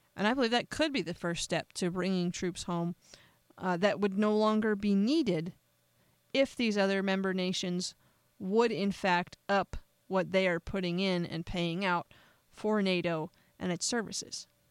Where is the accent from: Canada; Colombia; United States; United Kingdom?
United States; I'm an American